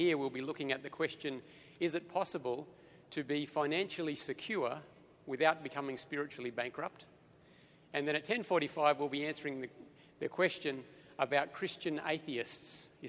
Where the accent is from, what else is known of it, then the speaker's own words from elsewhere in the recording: Australia; I'm from Australia.